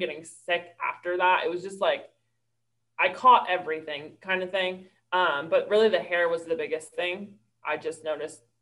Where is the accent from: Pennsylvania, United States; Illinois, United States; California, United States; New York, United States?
New York, United States; moved away as an adult; now in Charlotte, United States; I'm from New York, and I moved to Charlotte a couple years ago to go to Karis Bible College